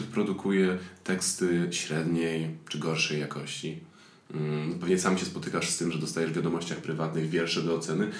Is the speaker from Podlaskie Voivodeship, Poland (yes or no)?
no; Silesian Voivodeship, Poland; jestem ze Śląska